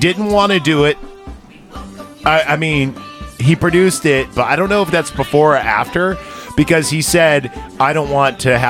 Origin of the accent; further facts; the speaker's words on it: California, United States; We're all from California.